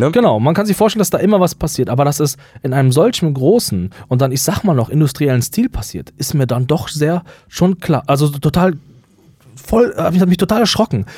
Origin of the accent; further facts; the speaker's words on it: West Germany, Germany; bei uns im Westen hat man ja relativ stark sich darum bemüht, den Nationalsozialismus aufzuklären.